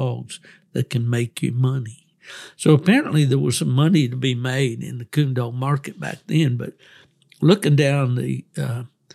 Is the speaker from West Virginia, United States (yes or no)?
yes; West Virginia, United States; we used to have a gathering spot there in West Virginia